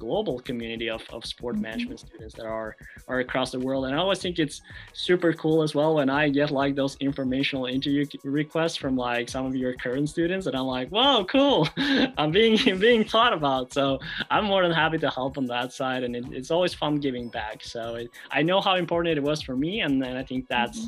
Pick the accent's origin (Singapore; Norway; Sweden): Norway; moved away as an adult; I was like from Norway